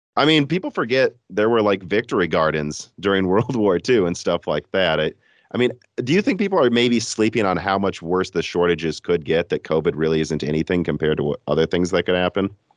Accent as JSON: {"language": "English", "country": "United States", "said": "I'm an American"}